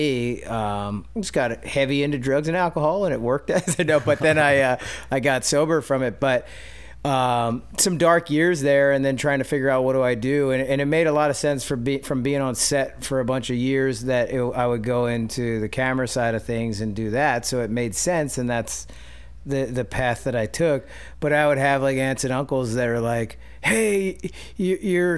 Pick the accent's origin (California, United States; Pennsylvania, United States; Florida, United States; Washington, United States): Pennsylvania, United States; West Chester; moved away; I grew up outside of Philly in Westchester